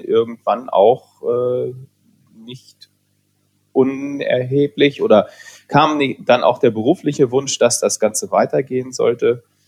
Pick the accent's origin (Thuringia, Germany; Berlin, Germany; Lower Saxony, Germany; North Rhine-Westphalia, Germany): Lower Saxony, Germany; Hanover; Ich bin in Hannover zur Schule gegangen